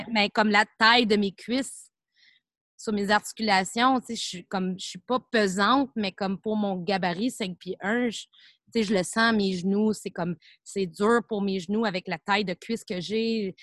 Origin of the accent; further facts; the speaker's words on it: Montreal, Quebec, Canada; je viens de Montréal